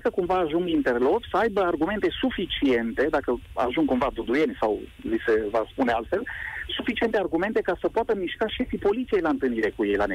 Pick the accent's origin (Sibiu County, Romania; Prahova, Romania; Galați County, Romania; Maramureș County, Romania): Sibiu County, Romania; Mediaș; eu sunt din Mediaș, în zona și Mediașului